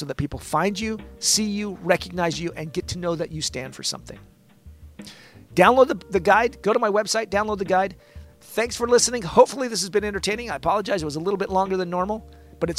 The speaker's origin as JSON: {"language": "English", "town": "Olympia", "region": "Washington", "country": "United States", "also_born_or_lived": "San Diego, California", "moved": "yes", "said": "I'm from Olympia, Washington"}